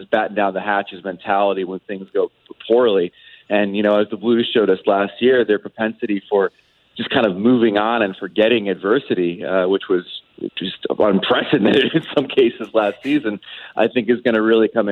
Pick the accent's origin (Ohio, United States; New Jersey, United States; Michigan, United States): New Jersey, United States; I grew up in Jersey.